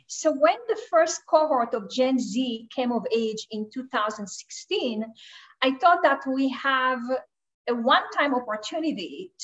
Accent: Israel; moved away; Originally, I am from Israel.

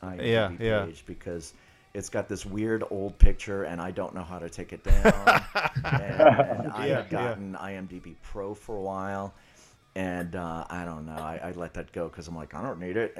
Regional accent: New Orleans, Louisiana, United States; moved away as an adult; now in Los Angeles, United States; I'm from New Orleans originally, and as we were saying earlier, I got to L.A. October 1st of 2000.

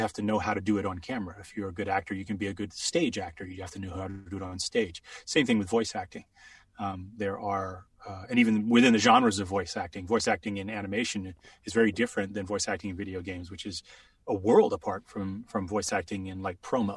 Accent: England, United Kingdom; moved away; I grew up in England, so different school structure.

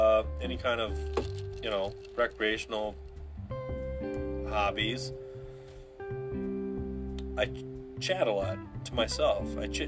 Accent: Wisconsin, United States; Yeah, I'm from Wisconsin.

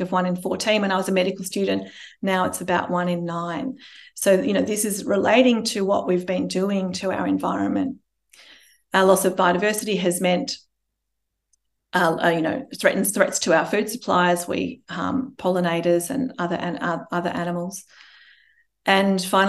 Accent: Melbourne, Victoria, Australia; we're from Melbourne

